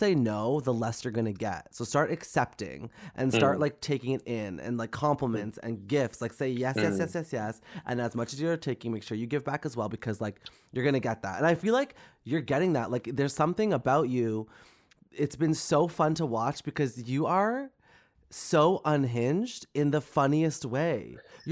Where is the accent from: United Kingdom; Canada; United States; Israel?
Canada; as a Canadian